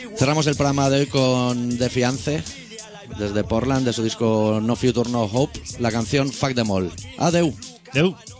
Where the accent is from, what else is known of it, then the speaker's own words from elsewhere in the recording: Catalonia, Spain; nosotros somos catalanes